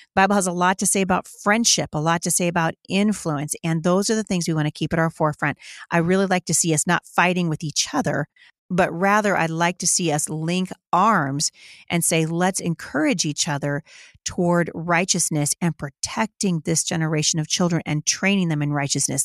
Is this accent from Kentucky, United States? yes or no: no; Battle Ground, Washington, United States; my hometown here in Battleground, Washington